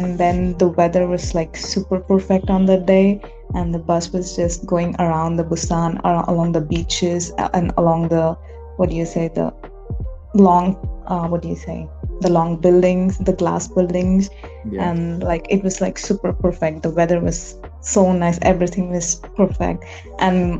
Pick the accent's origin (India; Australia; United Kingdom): India; I'm Indian